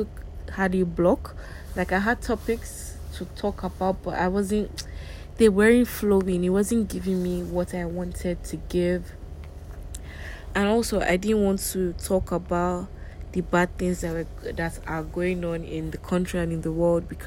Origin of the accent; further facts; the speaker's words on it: Warri, Delta, Nigeria; moved away; also born or lived in Lagos / Abuja / Yola; I was born in Delta State. I'm from Delta State and I live in Warri. Well, I don't live in Warri anymore. My parents still stay there, but I lived in Warri for most of my life.